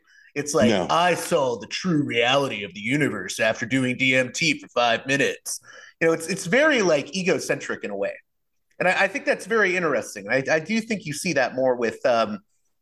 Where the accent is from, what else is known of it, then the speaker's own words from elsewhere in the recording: Pittsburgh, Pennsylvania, United States; moved away; my hometown in Pittsburgh